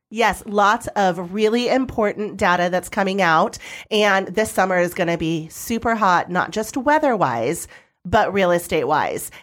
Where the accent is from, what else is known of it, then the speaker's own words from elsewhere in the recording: Arizona valley, United States; it's in my hometown